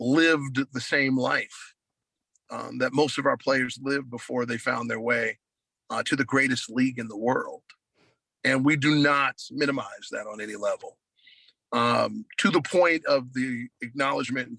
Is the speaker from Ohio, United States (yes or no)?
yes; Ohio, United States; also born or lived in Columbus, Ohio / Cleveland, Ohio / Cincinnati, Ohio; I grew up in Ohio.